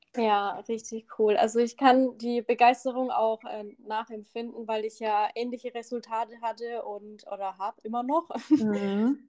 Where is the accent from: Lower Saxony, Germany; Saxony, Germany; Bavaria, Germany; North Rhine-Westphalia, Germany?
Bavaria, Germany; the Bamberg area; accent: Franconian; dass wir wahrscheinlich am Ende beide voll fränkeln, weil ich ja auch aus der Gegend komme.